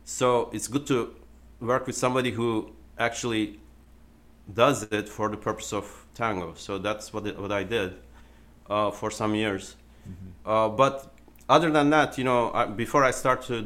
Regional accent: Turkey; moved away; I was born in Turkey, basically. So when I was a child, we would do Turkish folk dancing

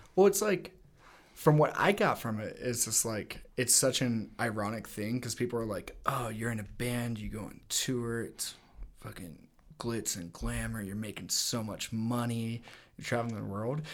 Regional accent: Littleton, Colorado, United States; also born or lived in Los Angeles; I was born here in Littleton, Colorado. Um, grew up here

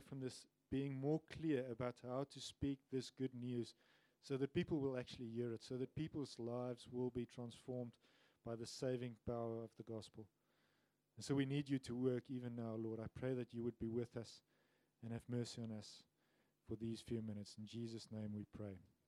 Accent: South Africa; also born or lived in England; I'm a white African, grew up in South Africa, and have lived there all my life, except for a few years when I lived in the UK

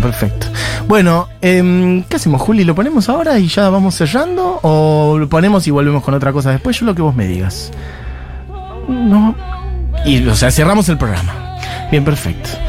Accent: Buenos Aires, Argentina; yo nací en Villa Crespo, viví acá toda mi vida

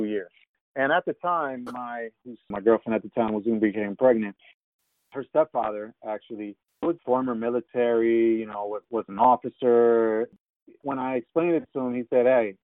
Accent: United States; moved away; I'm originally from New York, New Jersey

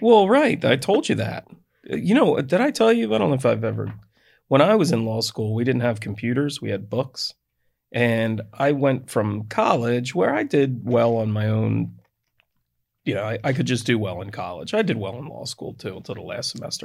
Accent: United States; I'm from Delaware County

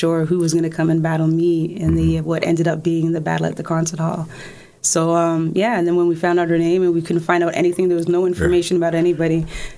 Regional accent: Toronto, Ontario, Canada; also born or lived in Kingston, Jamaica; But from schooling between grade five and high school, no, that's all Toronto.

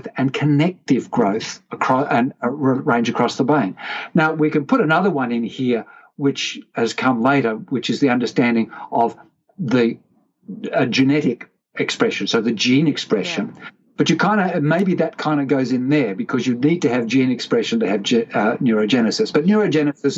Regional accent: Australia; I said, g'day, because I'm Australian

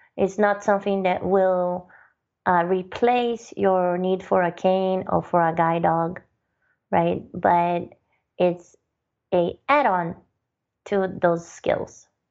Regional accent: Brazil; moved away; I'm originally from Brazil

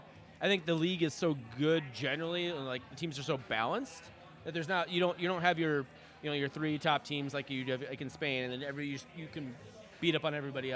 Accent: Minnesota, United States; I'm a Minnesotan, man. I've supported Minnesota teams for my entire life

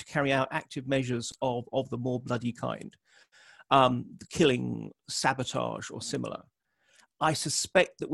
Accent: United Kingdom; I'm a Brit

